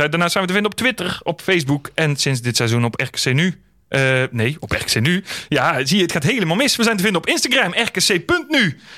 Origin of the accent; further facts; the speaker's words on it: North Brabant, Netherlands; ik blijf Brabander, hè?